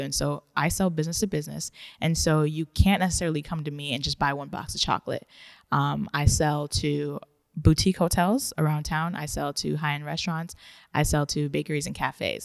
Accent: Ghana; moved away; also born or lived in Japan; I was born in Ghana

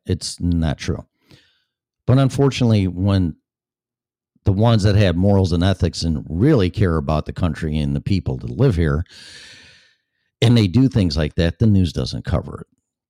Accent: Colorado, United States; That's the reason why I'm in Florida from Colorado. I was perfectly fine and content in Colorado until my employer, nothing on them, because all the businesses shut down.

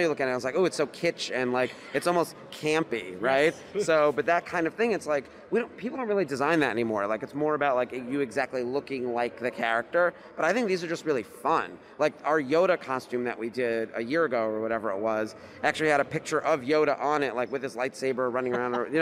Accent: New York, United States; I'm actually from New York

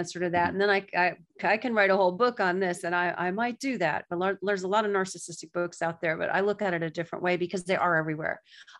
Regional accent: the South, United States; now in New York, United States; That's why I love living in New York, because I didn't have to guess. And I'm from the South, where everybody says, bless your heart.

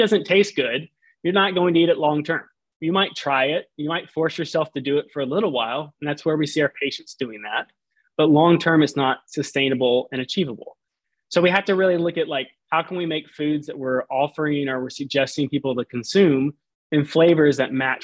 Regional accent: Southern Alabama, United States; now in Houston, United States; I grew up in Southern Alabama on the coast

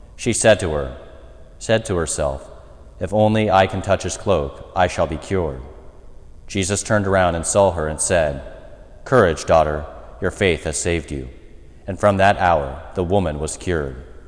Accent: United States; as an American people, and in particular as American Catholics

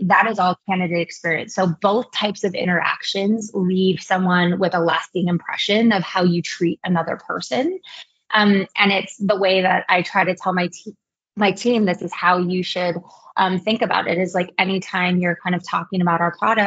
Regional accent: Kailua, Hawaii, United States; moved away as an adult; also born or lived in Los Angeles; now in Bay Area, United States; I'm actually from Kailua, Hawaii

